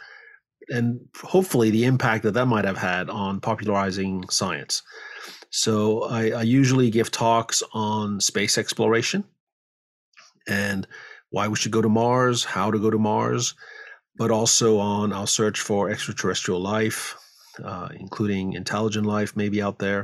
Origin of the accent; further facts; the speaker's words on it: France; moved away as an adult; also born or lived in Paris, France / Ithaca, New York, United States; now in San Francisco Bay Area, United States; I grew up in France.